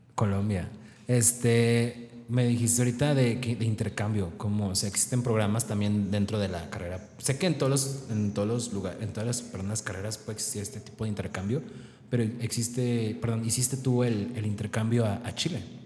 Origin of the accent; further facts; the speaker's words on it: Mexico; los mexicanos que muchas veces nos caracterizan porque somos muy, no sé, alivianados